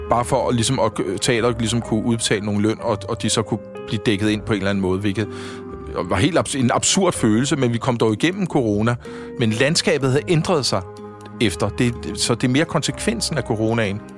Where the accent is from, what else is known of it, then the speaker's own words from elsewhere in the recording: Frederiksberg, Capital Region of Denmark, Denmark; jeg er sådan rigtig Frederiksberg-dreng